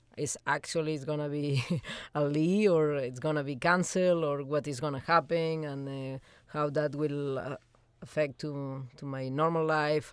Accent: Spain; moved away; I'm coming from Spain, so we love to be outside.

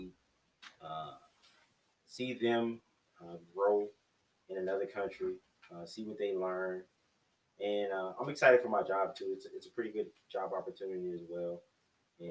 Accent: Louisiana, United States; moved away as an adult; also born or lived in Arizona / Alaska / Washington / New Jersey; I was raised in Louisiana

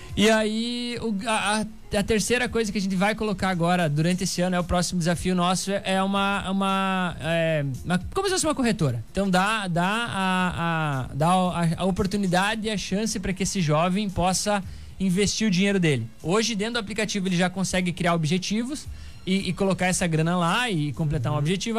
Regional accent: Santa Rosa, Rio Grande do Sul, Brazil; Eu tenho 29 anos, sou natural de Santa Rosa

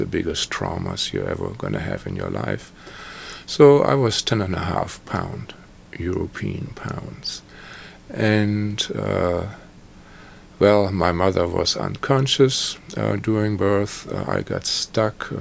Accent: Germany; I was born in Germany, post-war Germany, into trauma and psychic attack.

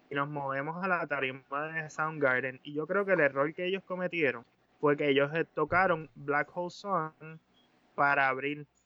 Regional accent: Mexico; aquí yo soy un mexicano

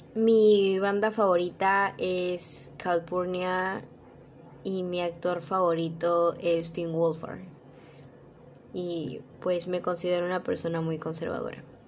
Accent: Lima, Peru; soy de Lima, Perú, del distrito de La Victoria

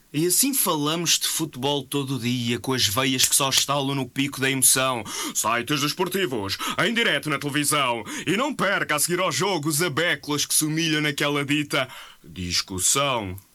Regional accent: Portugal; Sou português

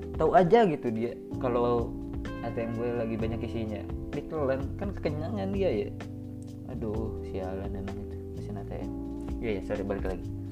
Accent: Java, Indonesia; moved away as an adult; also born or lived in Pangandaran; now in Bengkulu, Indonesia; Setelah gue 3 bulan berada jauh dari rumah gue Itu di daerah Pulau Jawa lah sekarang gue di sini di Bengkulu

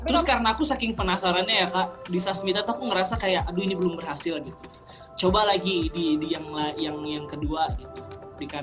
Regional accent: Sampit, Central Kalimantan, Indonesia; waktu itu aku benar-benar udah terkunci di di Sampit di kampung aku di Kalimantan Tengah gitu

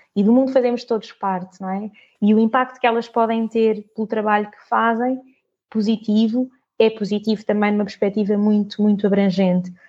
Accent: Portugal; nasci, nasci cá em Portugal, toda a minha família é de Moçambique

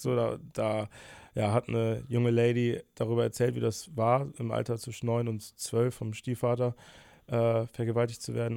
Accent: Bonn, North Rhine-Westphalia, Germany; moved away as an adult; now in Cologne, Germany; Ich bin 23, in Bonn geboren. Jetzt vor einem Jahr bin ich nach Köln gezogen

